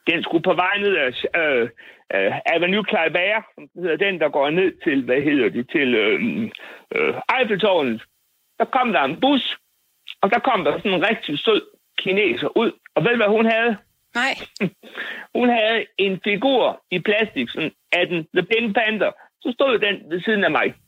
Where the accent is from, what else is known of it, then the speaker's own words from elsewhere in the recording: Bosnia & Herzegovina; Danish is a second language; now in Denmark; Jeg har også snart været her i 58 år. Og hvor kommer du fra? Bosnien-Herzegovina. Hvad for noget? Bosnien-Herzegovina.